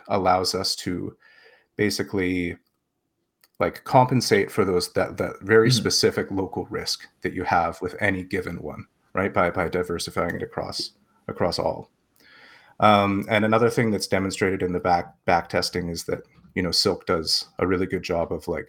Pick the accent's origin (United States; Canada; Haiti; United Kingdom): Canada; I'm Canadian. I use the Canadian dollar